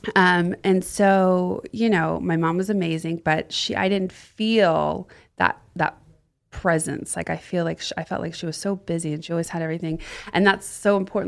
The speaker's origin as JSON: {"language": "English", "area": "the South", "region": "Florida", "country": "United States", "tie": "born or raised there", "also_born_or_lived": "Austin", "moved": "as an adult", "lives_now": "Los Angeles, United States", "said": "I grew up in the South"}